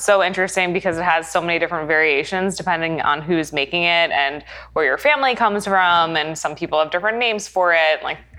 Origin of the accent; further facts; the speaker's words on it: New York, United States; now in Tampa, United States; I grew up in New York